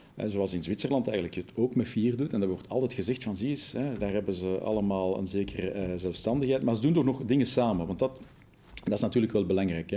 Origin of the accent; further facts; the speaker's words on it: Brussels, Brussels-Capital Region, Belgium; first language Dutch; dertig jaar geleden voelde ik mij een Brusselse Vlaming